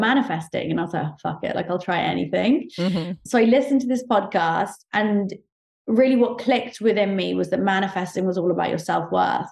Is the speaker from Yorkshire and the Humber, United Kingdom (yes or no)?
no; Oxford, South East England, United Kingdom; also born or lived in Saudi Arabia; I grew up in Oxford in the UK